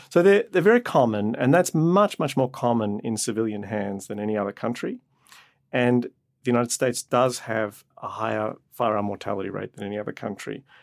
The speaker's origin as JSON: {"language": "English", "country": "Australia", "tie": "born or raised there", "moved": "yes", "said": "I grew up in Australia and my extended family lived on a farm"}